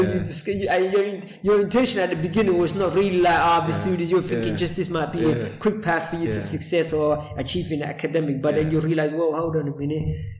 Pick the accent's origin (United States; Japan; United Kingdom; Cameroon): United Kingdom; London; moved away as an adult; also born or lived in Somalia; now in Sheffield, United Kingdom; So I was born in Somalia, and then I moved to. I grew up in East London, so Poplar.